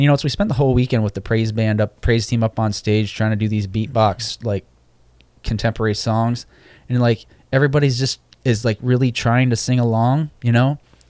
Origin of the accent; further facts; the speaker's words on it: Michigan, United States; also born or lived in Norfolk, Virginia; Like I was born in Norfolk, Virginia, and so we went to the Granby Street Church of Christ there. Of course, I don't remember that. And then we moved to Michigan again because that's where my dad's from